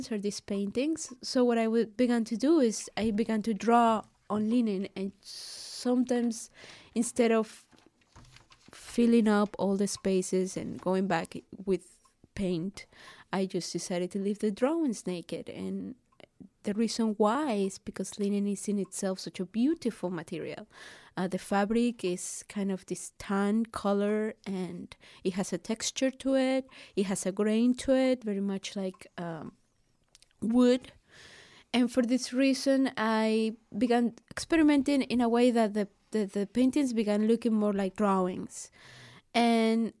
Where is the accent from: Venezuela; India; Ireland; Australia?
Venezuela; moved away; I come from Venezuela